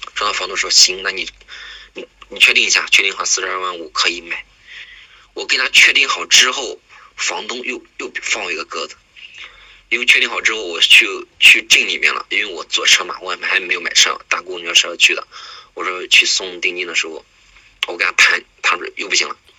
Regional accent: Xuzhou, Jiangsu, China; 我是来自江苏省徐州丰县的

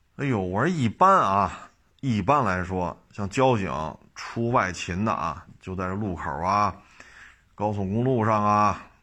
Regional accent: China; 作为一个中国人

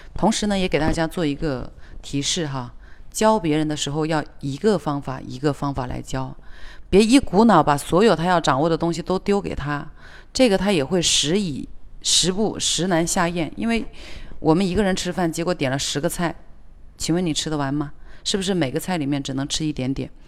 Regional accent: China; 我们中国人

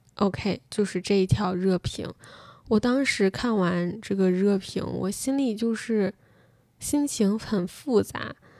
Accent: China; 我作为一个中国人

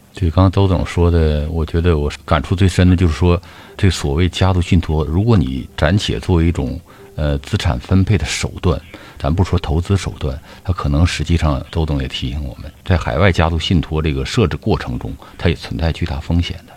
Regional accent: China; 咱们国内

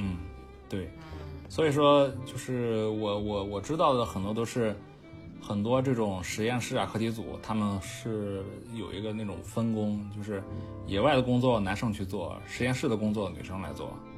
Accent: Qingdao, Shandong, China; 我是青岛人嘛，呃，嗯。从小是几乎是是还行长大的

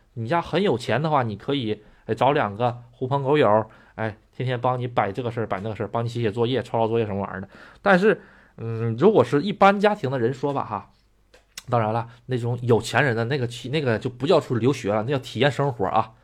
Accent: China; moved away as an adult; also born or lived in Japan; 咱这个中国人

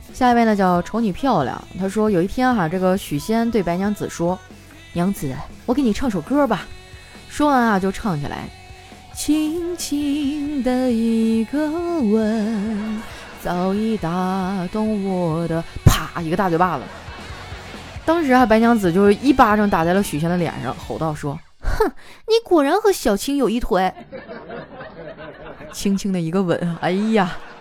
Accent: Northeast China, China; 我是东北人，我们那块儿太冷了

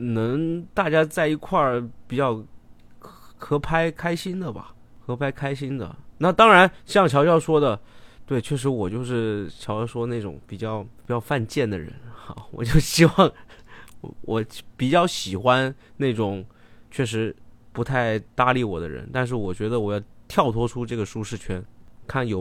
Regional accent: Guangdong, China; 觉得自己哈沿海人，广东人， {S1} 对 {S3} 我广东人，你跟我讲吃晕船药，

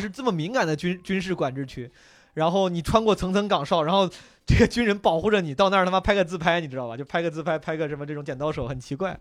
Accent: Henan, China; 我老家河南的

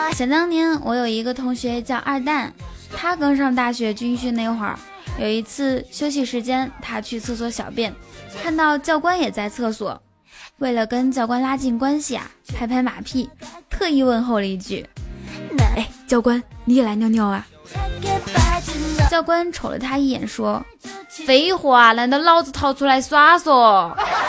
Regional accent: Inner Mongolia, China; moved away as an adult; 我来自，来自内蒙古

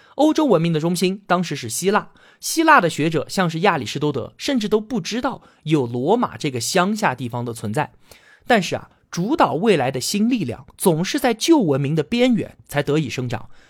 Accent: China; 我们中国人

